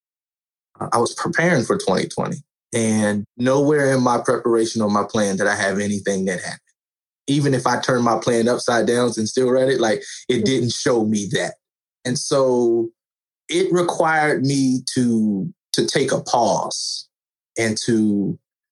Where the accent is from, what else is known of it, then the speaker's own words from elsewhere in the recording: West Virginia, United States; Born and raised in West Virginia, that's where I currently reside